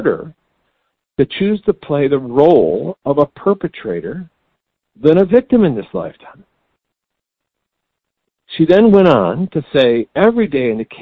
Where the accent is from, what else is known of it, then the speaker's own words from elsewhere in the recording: Chicago, Illinois, United States; Chicago, my hometown